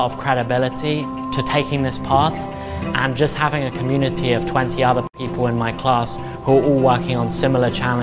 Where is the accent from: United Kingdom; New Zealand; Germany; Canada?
United Kingdom; England; now in United States; I'm originally from England